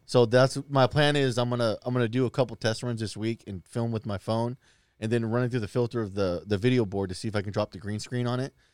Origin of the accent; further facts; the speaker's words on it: Lincoln, Nebraska, United States; when I grew up in Lincoln, we lived in these white trash apartments